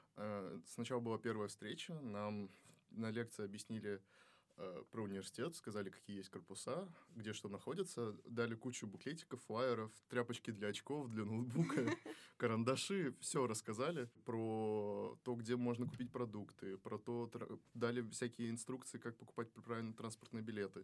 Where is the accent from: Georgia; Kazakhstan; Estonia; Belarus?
Kazakhstan; moved away as an adult; now in Russia; Я из Казахстана